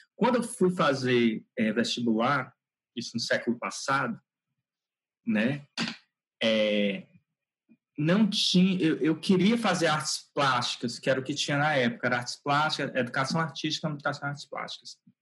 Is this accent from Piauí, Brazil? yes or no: yes; Teresina, Piauí, Brazil; Eu nasci em Teresina, é, no Piauí. Moro aqui, trabalho aqui, né? Praticamente toda a minha vida eu eu eu nasci aqui.